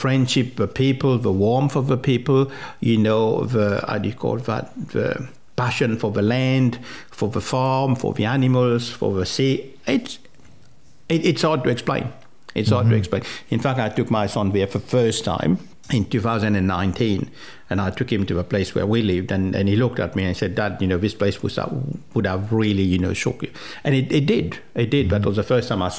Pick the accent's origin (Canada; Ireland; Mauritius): Mauritius; first language French; English is a second language; moved away as an adult; also born or lived in Rodrigues, Mauritius / Sydney, Australia / Canberra, Australia; now in Tasmania, Australia; I grew up in Mauritius and, you know, started work in Mauritius